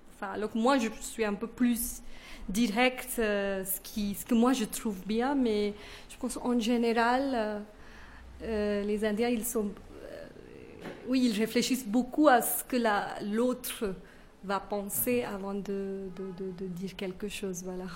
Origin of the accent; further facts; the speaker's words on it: northern India, India; first language Kannada; French is a second language; now in Bangalore, India; moi, j'ai grandi au nord d'Inde.